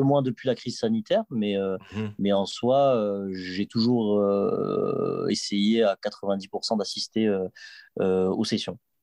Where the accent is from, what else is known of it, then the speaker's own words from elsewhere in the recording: Toulouse, Occitania, France; j'étais de Toulouse